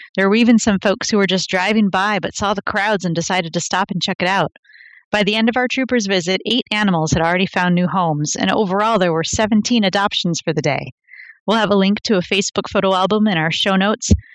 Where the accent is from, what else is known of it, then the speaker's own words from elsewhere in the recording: Rochester, United States; I always say Worcester because I'm from Rochester